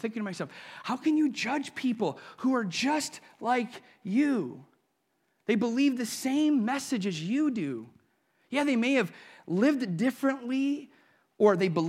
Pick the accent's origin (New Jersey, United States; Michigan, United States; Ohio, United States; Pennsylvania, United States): Ohio, United States; Sandusky; I remember as a little boy, now I grew up and live in Sandusky, still do, but I lived in the Perkins side of Sandusky.